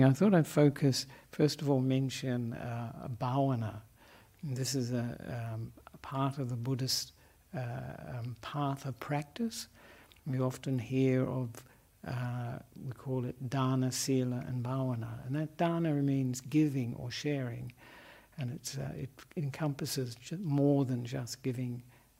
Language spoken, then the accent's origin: English; Australia; moved away as an adult; also born or lived in Melbourne, Australia; now in Sri Lanka; I'm an Australian monk